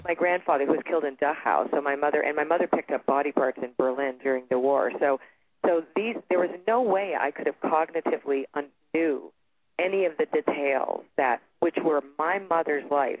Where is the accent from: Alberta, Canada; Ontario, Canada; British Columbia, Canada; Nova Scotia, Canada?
Ontario, Canada; Toronto; born or raised there; now in Sedona, United States